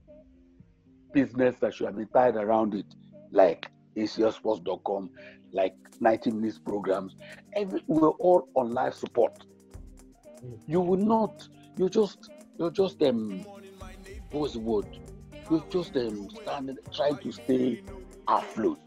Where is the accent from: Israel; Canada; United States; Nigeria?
Nigeria; we in Nigeria